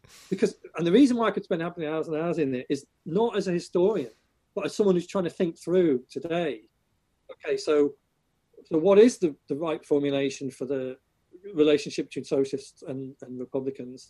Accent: Chester, North West England, United Kingdom; now in Ireland; I grew up in Chester, and Chester was built by the Romans.

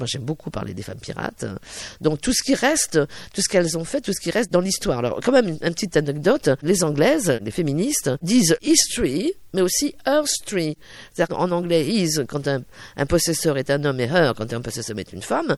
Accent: Brittany, France; je suis bretonne

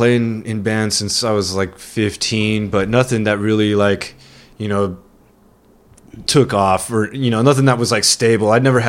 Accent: Monterey, California, United States; now in San Diego, United States; I'm originally from Monterey, California

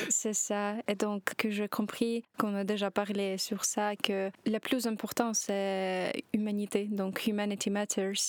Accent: Kyiv, Ukraine; French is a second language; moved away as an adult; now in Belgium; je suis arrivée de Kiev

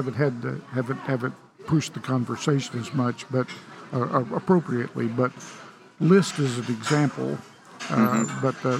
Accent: Oklahoma, United States; now in Texas, United States; I live in Texas, and I grew up in Oklahoma, moved to Texas, and learning a little bit about the size of Texas has always been a revelation to me for the 50 years I've lived here now.

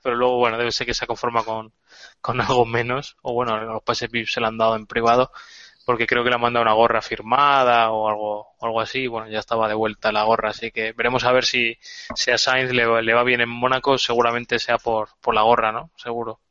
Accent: Spain; la candidata española es de mi pueblo

